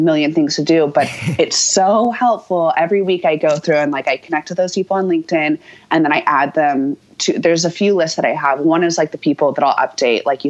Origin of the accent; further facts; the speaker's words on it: Houston, Texas, United States; moved away as an adult; also born or lived in Austin, Texas; now in New York, United States; I grew up in Texas, so I was going, and I lived in Austin for 10 years, but I grew up in Houston